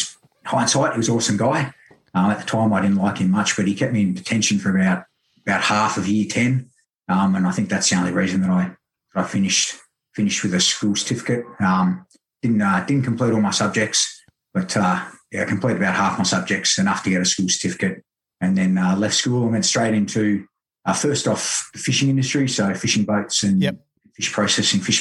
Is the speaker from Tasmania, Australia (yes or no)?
yes; Hobart, Tasmania, Australia; also born or lived in Busselton, Western Australia / northern New South Wales; growing up in Tasmania. So thankfully I can say I wasn't born in Tasmania